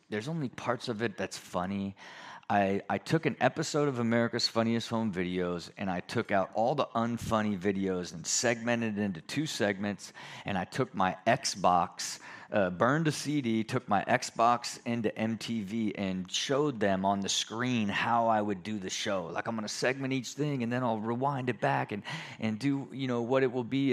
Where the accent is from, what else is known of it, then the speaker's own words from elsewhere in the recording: Ohio, United States; moved away; I'm a skateboarder from Ohio